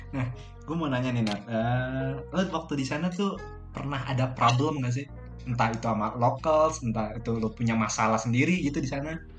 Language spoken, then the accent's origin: Indonesian; Indonesia; moved away as an adult; also born or lived in Malaysia; saya orang Indonesia